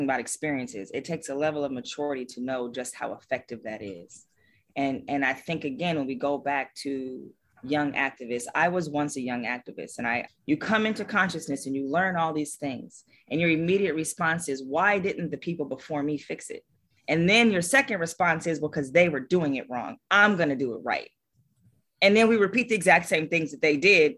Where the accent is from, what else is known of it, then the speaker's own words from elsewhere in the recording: Los Angeles, California, United States; I grew up in Los Angeles